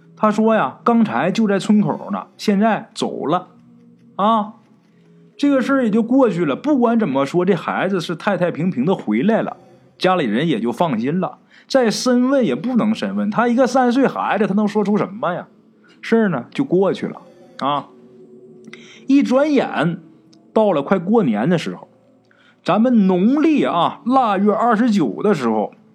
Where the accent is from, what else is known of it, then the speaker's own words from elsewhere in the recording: Northeast China, China; 我们东北人呐，到了那片蛮荒之地之后，跟熊瞎子抢苞米，跟野狼抢地盘儿